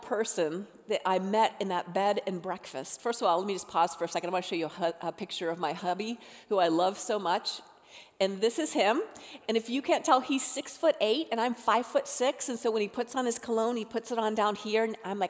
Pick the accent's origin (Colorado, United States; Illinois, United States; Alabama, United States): Colorado, United States; I was living in my home state of Colorado